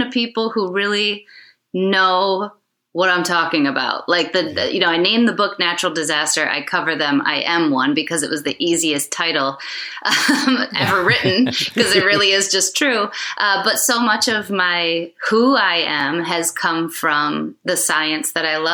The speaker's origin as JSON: {"language": "English", "region": "West Michigan", "country": "United States", "tie": "born or raised there", "also_born_or_lived": "Southern California", "said": "moved when I was very young to West Michigan."}